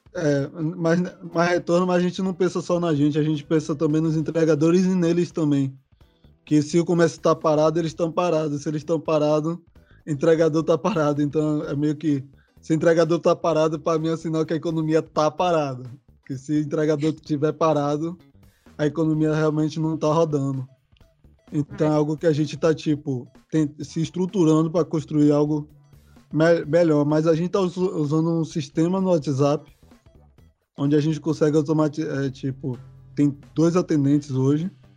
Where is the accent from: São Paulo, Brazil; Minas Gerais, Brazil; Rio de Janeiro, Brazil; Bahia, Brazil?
Bahia, Brazil; Salvador; Eu sou aqui de São Caetano, a região mais central de Salvador